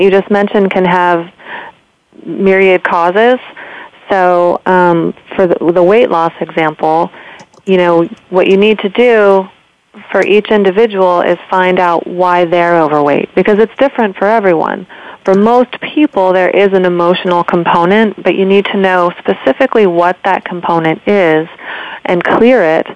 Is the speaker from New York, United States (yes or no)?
no; San Francisco Bay Area, California, United States; moved away as an adult; now in Lenox, United States; born and raised in the San Francisco Bay Area, and just moved to the beautiful Berkshires of Western Massachusetts in 3 months ago